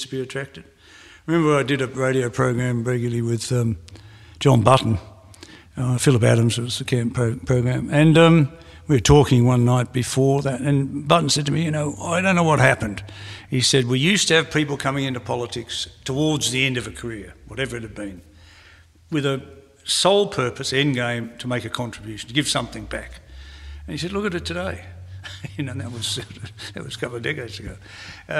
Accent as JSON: {"language": "English", "country": "Australia", "said": "I'm also an Australian. So I'm an Australian first"}